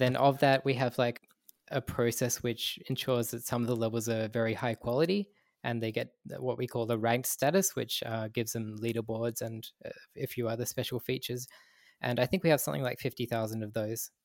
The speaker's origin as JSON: {"language": "English", "country": "Australia", "tie": "born or raised there", "said": "in my childhood, I grew up in Australia"}